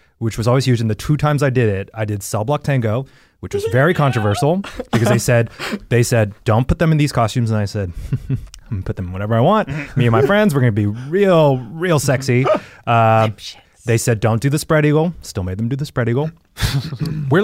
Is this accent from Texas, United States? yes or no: yes; Texas, United States; growing up in Texas